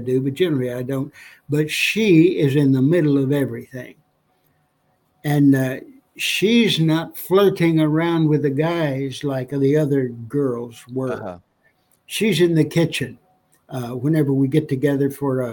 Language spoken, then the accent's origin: English; New Mexico, United States; My wife and I both born and raised in New Mexico.